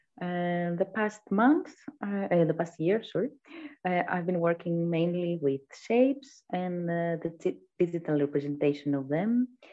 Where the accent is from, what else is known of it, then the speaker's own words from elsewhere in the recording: Greece; I'm from Greece. I'm an artist